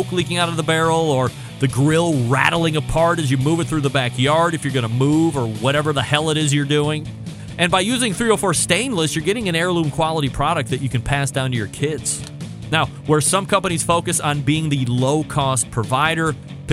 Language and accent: English; Cleveland, Ohio, United States; I'm from Cleveland